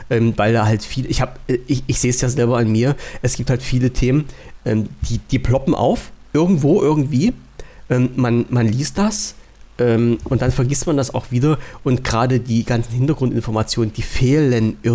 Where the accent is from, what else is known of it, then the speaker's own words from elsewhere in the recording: East Germany, Germany; ich als Ossi darf das ja sagen.